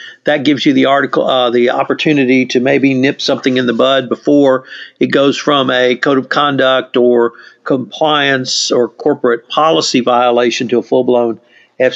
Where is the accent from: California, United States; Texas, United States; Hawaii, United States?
Texas, United States; as a Texan